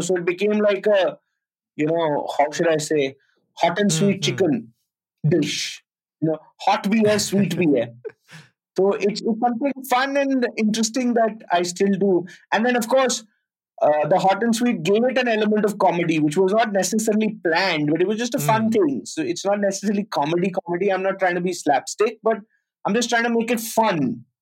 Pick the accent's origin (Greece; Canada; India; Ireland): India; Delhi; moved away as an adult; also born or lived in Pune; I'm from Delhi and I'm studying in Pune